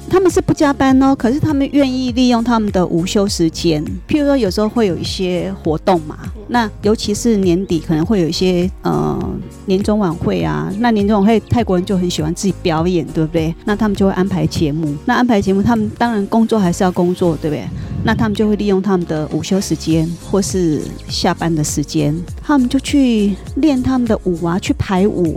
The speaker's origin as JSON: {"language": "Chinese", "country": "Taiwan", "also_born_or_lived": "Bangkok, Thailand", "moved": "as an adult", "said": "一般我们台湾人想象的"}